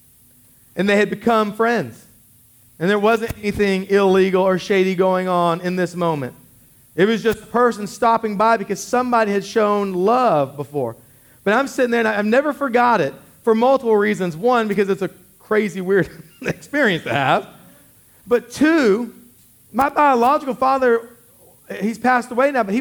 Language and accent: English; Killeen, Texas, United States; I grew up in Killeen